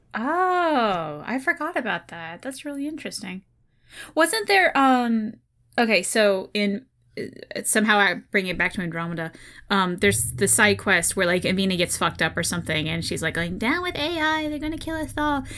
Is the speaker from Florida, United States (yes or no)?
no; Oklahoma, United States; now in Ohio, United States; I'm from Oklahoma